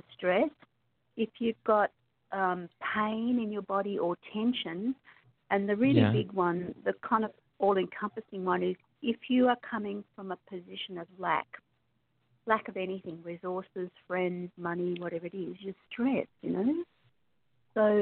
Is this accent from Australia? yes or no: yes; Australia; I'm obviously from Australia because I have a funny accent.